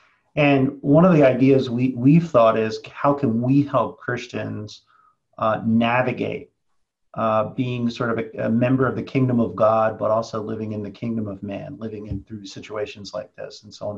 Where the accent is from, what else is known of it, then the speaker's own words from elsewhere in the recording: Philadelphia, Pennsylvania, United States; I grew up in Philadelphia. You can't miss it.